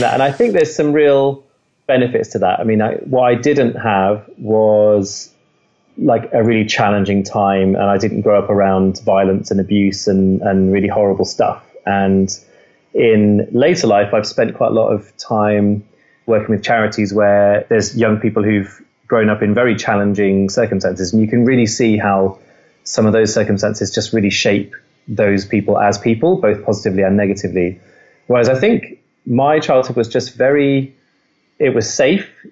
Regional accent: Midlands, United Kingdom; I grew up in the Midlands

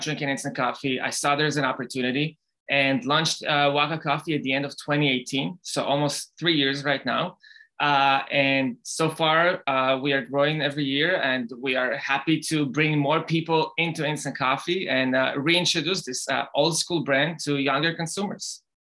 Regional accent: Israel; now in United States; I grew up in Israel

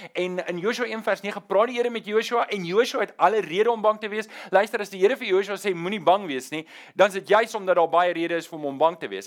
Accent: South Africa; ek is nie meer 'n burger van Suid-Afrika nie. Ja ja, my identiteitsboekie sê ek is 'n burger

